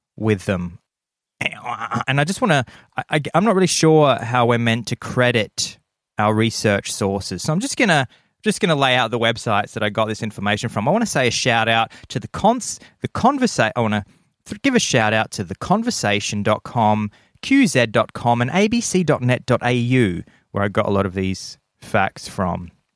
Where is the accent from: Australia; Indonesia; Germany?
Australia; Adelaide, South Australia; moved away; my hometown of Adelaide